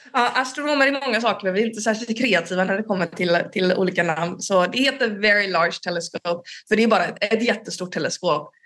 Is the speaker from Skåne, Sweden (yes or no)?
no; Gothenburg, Västra Götaland, Sweden; now in Uppsala, Sweden; Jag kommer från början från Göteborg